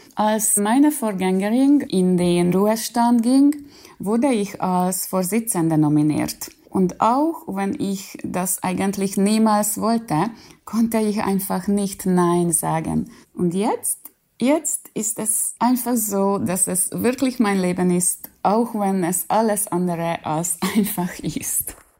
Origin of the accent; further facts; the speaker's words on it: Hungary